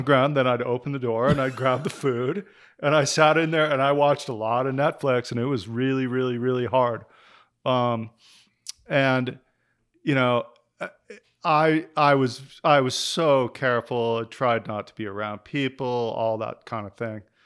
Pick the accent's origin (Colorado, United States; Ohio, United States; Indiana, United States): Colorado, United States; Denver; moved away as an adult; I did grow up in Denver. I grew up in the suburbs when I was young